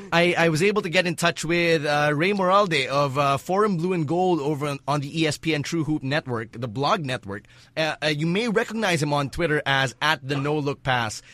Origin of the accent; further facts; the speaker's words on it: Philippines; a Pinoy born and raised in the Philippines